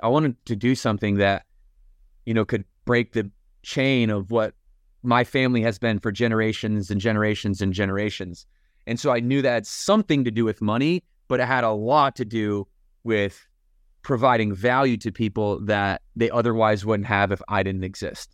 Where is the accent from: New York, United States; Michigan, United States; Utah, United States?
Michigan, United States; Battle Creek; now in Lake Norman, United States; Morgan, uh, and I both grew up in Battle Creek, Michigan